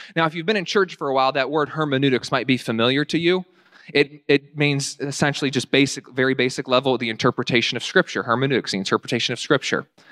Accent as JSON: {"language": "English", "town": "Winchester", "region": "Virginia", "country": "United States", "tie": "born or raised there", "said": "my hometown in Winchester, Virginia"}